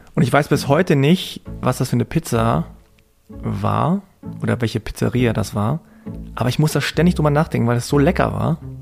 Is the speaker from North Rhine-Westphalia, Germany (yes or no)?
no; Hanover, Lower Saxony, Germany; Damals in Hannover, in so einem Vorort mit zwei, drei koreanischen Familien